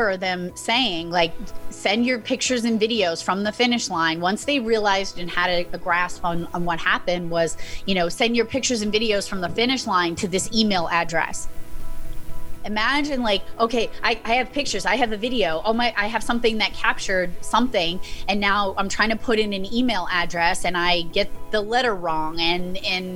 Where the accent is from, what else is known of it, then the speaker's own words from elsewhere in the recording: Massachusetts, United States; my home state